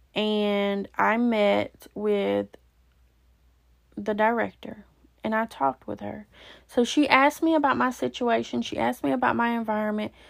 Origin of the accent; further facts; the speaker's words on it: Alabama, United States; moved away; also born or lived in Georgia; it was actually in Alabama, which is my home state